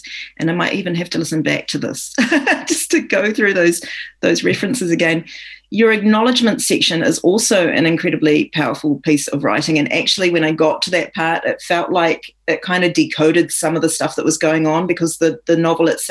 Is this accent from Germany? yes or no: no; New Zealand; I'm reading as a New Zealander